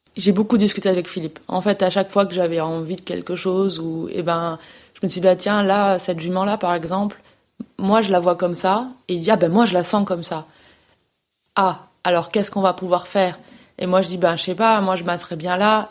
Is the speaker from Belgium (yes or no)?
no; Nîmes, Occitania, France; moved away as an adult; je suis née à Nîmes. Euh, euh, dans le sud. Donc euh, j'ai vécu 18-19 ans à Nîmes, où j'ai fait toutes mes études.